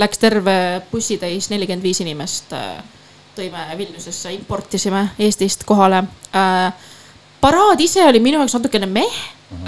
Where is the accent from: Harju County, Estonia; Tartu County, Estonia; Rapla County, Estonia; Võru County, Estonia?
Harju County, Estonia; Tallinn; moved away as an adult; also born or lived in Amsterdam, Netherlands; mu esimene Pride minu kodulinnas